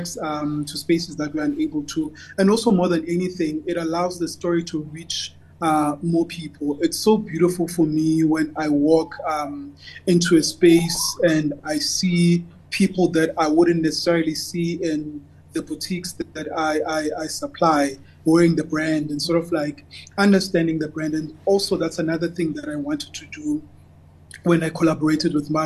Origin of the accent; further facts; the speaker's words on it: Cape Town, Western Cape, South Africa; I'm from Khayelitsha